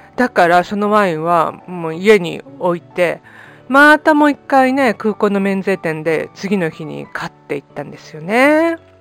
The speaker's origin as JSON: {"language": "Japanese", "region": "Greater Tokyo Area", "country": "Japan", "tie": "born or raised there", "moved": "as an adult", "lives_now": "Spain", "said": "私の実家はまあ典型的な中流家庭が住むね首都圏のあの高層マンション"}